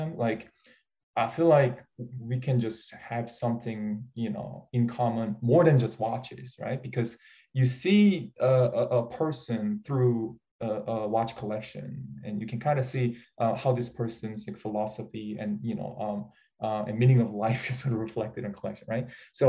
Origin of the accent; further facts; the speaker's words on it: South Korea; first language Korean; English is a second language; I'm a English learner, with Korean as my first language.